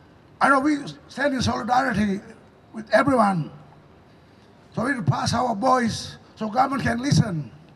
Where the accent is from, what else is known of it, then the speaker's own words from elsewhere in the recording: Torres Strait, Queensland, Australia; we're here for exactly the same purpose from Torres Strait, because our islands are sinking.